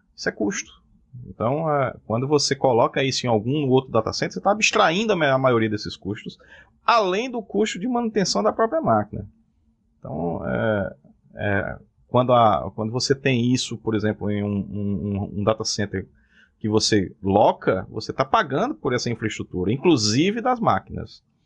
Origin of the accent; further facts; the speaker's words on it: Cajazeiras, Paraíba, Brazil; moved away as an adult; now in João Pessoa, Brazil; Eu sou de Cajazeiras.